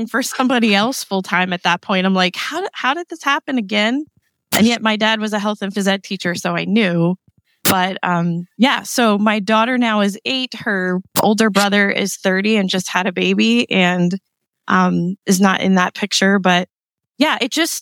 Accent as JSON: {"language": "English", "region": "East Coast", "country": "United States", "said": "we're here from the East Coast"}